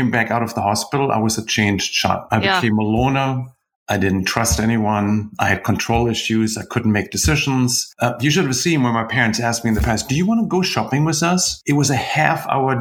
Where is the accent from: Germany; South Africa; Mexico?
Germany; also born or lived in United Kingdom; now in United States; I grew up in Germany. Now I live in the US. In between, I spent some time in the UK.